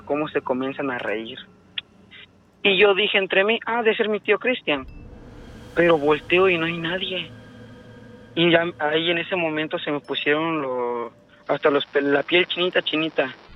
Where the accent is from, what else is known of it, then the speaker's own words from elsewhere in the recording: Orizaba, Veracruz, Mexico; now in Tuxtla Gutiérrez, Mexico; yo vivo, soy de Orizaba, Ajá. pero vivo aquí en Tuzla Gutiérrez